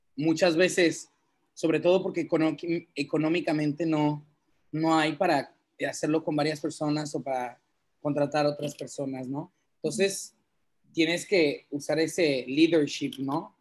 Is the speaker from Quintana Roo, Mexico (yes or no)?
yes; Cancún, Quintana Roo, Mexico; also born or lived in Bordeaux, France; nací en Cancún, pero mis papás son franceses